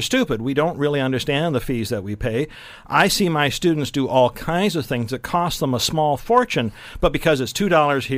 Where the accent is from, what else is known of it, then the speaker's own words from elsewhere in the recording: Elgin County, Ontario, Canada; My hometown where I was born is in Elgin County